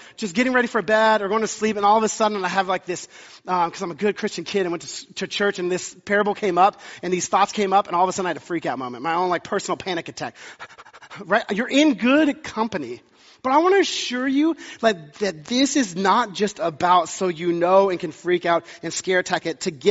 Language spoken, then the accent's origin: English; the South, United States; moved away; I grew up in the South